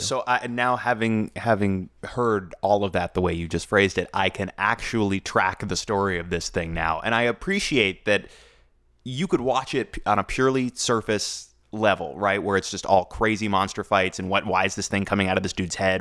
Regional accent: United States; I am an American

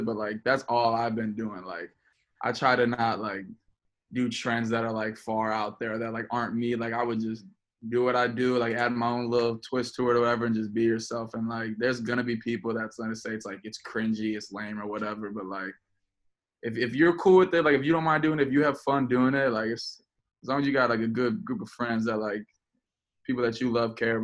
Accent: Chicago, Illinois, United States; I'm from Chicago

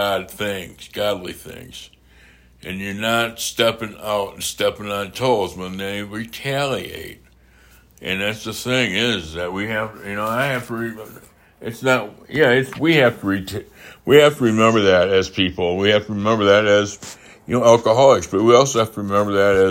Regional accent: United States; I'm American

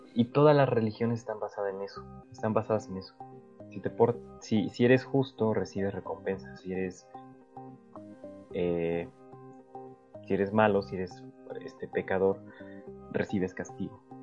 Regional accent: Mexico; nosotros como mexicanos nacimos en México

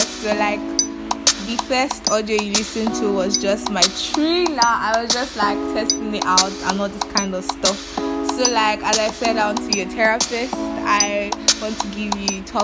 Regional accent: Ekiti, Nigeria; I'm from Ekiti State.

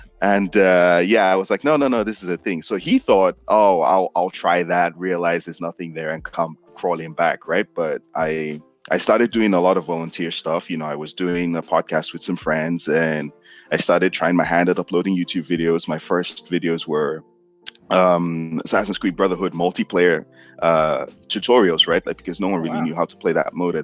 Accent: Nigeria; I got my degree in economics because I'm Nigerian and that's what Nigerian parents kind of expect from you.

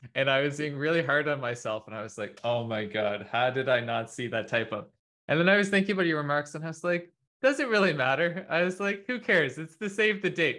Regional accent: Canada; as a Canadian

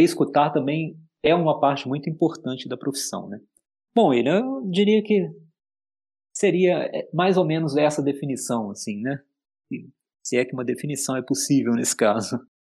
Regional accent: Juiz de Fora, Minas Gerais, Brazil; eu também sou mineiro, né? Eu acho que isso diz bastante para mim, sabe? Eu nasci em Juiz de Fora

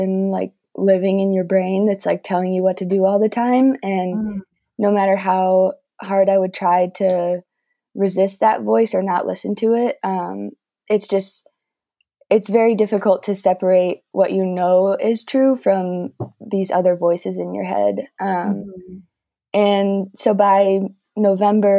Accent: Wheaton, Illinois, United States; I grew up in Wheaton, Illinois and lived there my whole life

